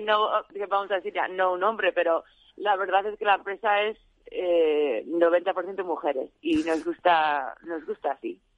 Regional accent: Arizona, United States; moved away as an adult; also born or lived in León, Spain; now in Madrid, Spain; soy de Arizona

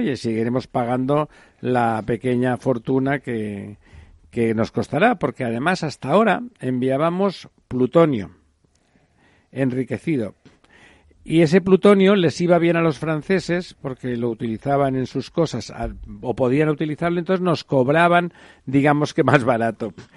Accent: Catalonia, Spain; Yo soy catalán y si no les importa me siento plenamente español al mismo tiempo

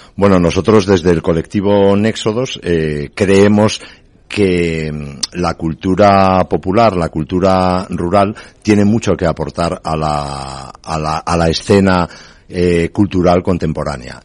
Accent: San Román de Candamo, Asturias, Spain; en San Román de Candamo, por ejemplo, es mi pueblo

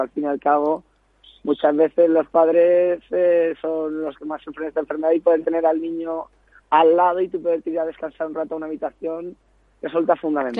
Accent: Ibiza, Balearic Islands, Spain; moved away as an adult; also born or lived in Rochester, Minnesota, United States; now in Madrid, Spain; yo soy un joven ibicenco que ahora vive en Madrid

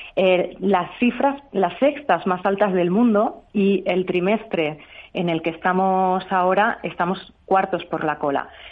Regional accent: Extremadura, Spain; yo, como buena extremeña

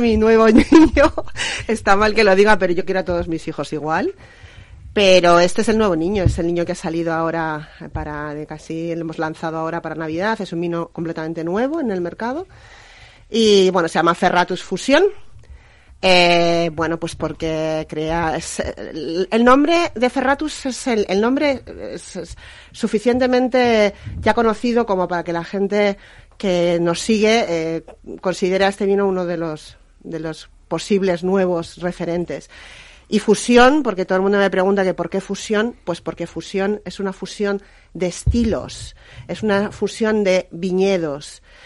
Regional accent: Aranda de Duero, Castile and León, Spain; moved away as an adult; also born or lived in Madrid; volverme a vivir a mi tierra, Ribera del Duero, Aranda de Duero, yo soy arandina de nacimiento

